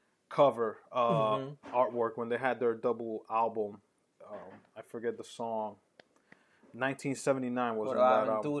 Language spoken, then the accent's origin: English; New York City, New York, United States; I never called it Chronic when I was growing up in New York.